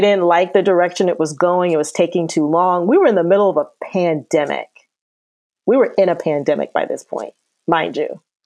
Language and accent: English; Akron, Ohio, United States; I'm from Akron, Ohio